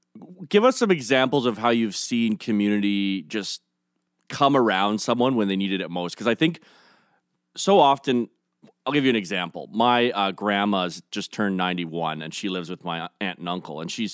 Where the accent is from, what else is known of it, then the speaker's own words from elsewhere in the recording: Canada; But honestly, I think that's one of the best things about being Canadian.